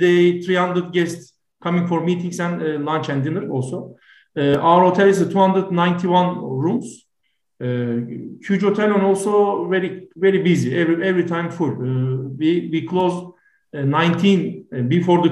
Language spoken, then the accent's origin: English; Turkey; from Turkey.